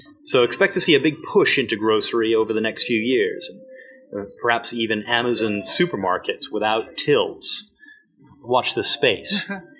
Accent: United Kingdom; also born or lived in United States; I'm British, but I went to school and university in America.

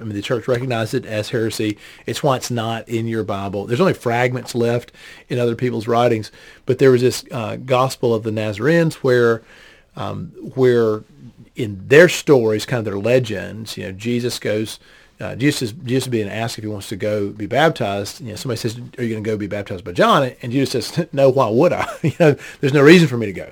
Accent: United States; as a Westerner, as an, as an American

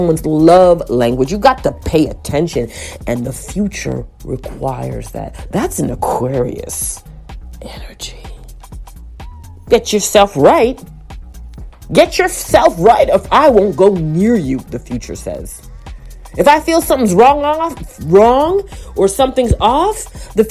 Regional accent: Toronto, Ontario, Canada; as a Torontonian Scarborough child

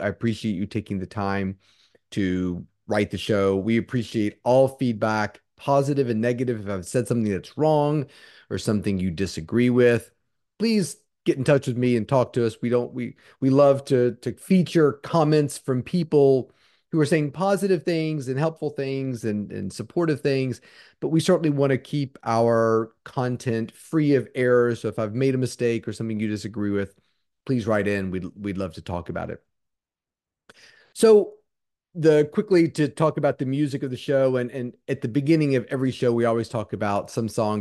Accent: Charlottesville, Virginia, United States; Charlottesville, which is my uh, what I consider my hometown.

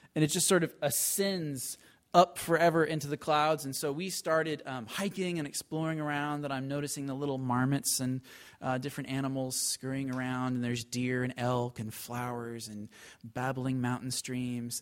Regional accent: Seattle, Washington, United States; I grew up in Seattle

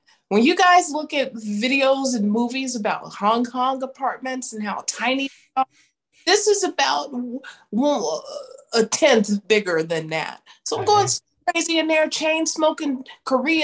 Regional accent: United States; also born or lived in China; That's my duty as an American English teacher

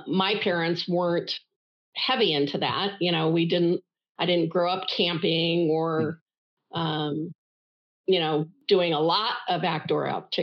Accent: Denver, Colorado, United States; I was born in Denver, Colorado, in the U.S., 65 years ago

